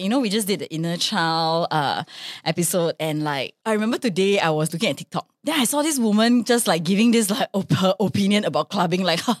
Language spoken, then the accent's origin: English; United Kingdom; now in Singapore; Yeah, and because I'm from Britain, the Great Britain, so, you know, like, I'm such a scone snob.